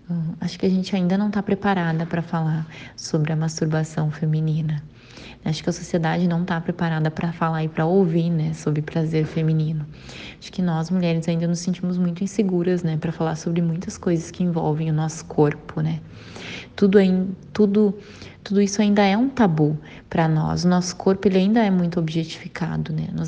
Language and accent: Portuguese; Porto Alegre, Rio Grande do Sul, Brazil; eu tenho 25 anos e sou da cidade de Porto Alegre.